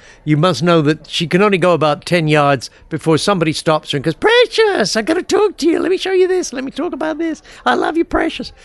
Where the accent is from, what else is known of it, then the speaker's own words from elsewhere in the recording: south of England, United Kingdom; now in Nashville, United States; I'm from the south of England, now living, of course, in Nashville. But yeah, I'm from England